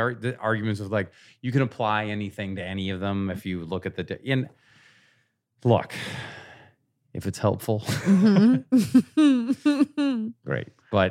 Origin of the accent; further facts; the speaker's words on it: Oregon, United States; I grew up in Southern Oregon.